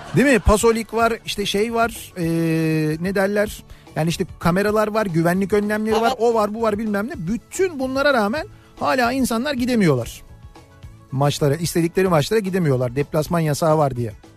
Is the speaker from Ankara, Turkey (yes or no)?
no; Istanbul, Turkey; bizim oraların takımı